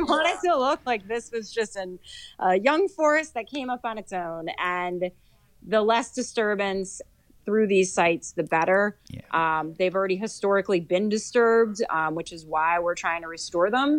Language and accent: English; Sussex County, New Jersey, United States; I grew up in Sussex County.